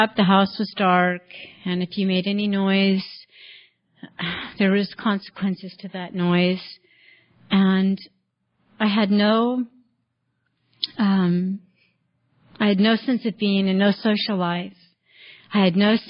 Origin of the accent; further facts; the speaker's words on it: Richmond, California, United States; now in Mariposa, United States; I was born in 1960 in Richmond, California, 23rd Street, gang territory. It was just a wonderful place